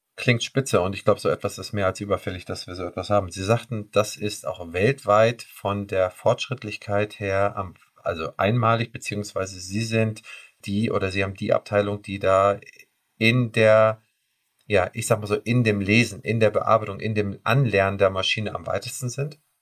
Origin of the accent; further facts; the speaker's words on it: Schleswig-Holstein, Germany; Wir kommen ja hier aus dem Norden